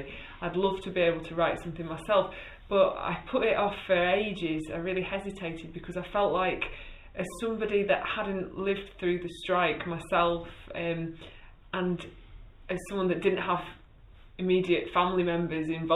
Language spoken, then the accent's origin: English; Chesterfield, East Midlands, United Kingdom; also born or lived in Sheffield / Grasmere, Cumbria; I was born in Sheffield and then I grew up in Chesterfield, just down the road.